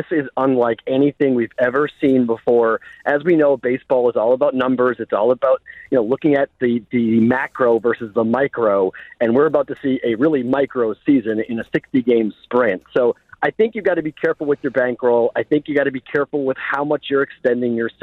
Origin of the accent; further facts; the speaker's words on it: Boston, Massachusetts, United States; I'm a Bostonian